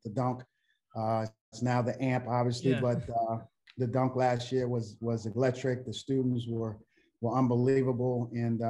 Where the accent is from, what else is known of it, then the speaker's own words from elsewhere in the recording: Philadelphia, Pennsylvania, United States; moved away; growing up in Philly